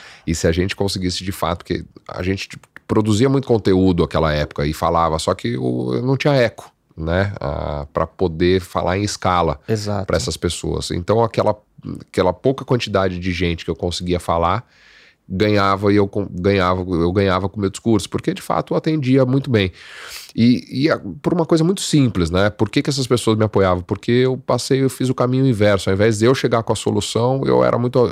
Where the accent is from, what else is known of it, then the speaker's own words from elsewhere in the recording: Guaratinguetá, São Paulo, Brazil; eu sou de Guaratinguetá, Vale do Paraíba